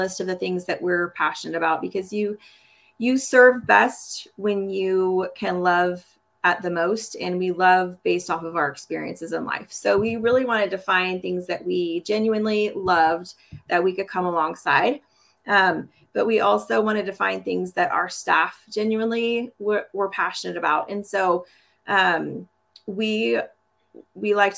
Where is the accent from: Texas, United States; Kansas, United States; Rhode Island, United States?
Kansas, United States; Topeka; also born or lived in Wisconsin / Montana / California; from Topeka, Kansas. I've been a Kansas girl most of my life, but Topeka is home, but we've also lived in Wisconsin, Montana, and California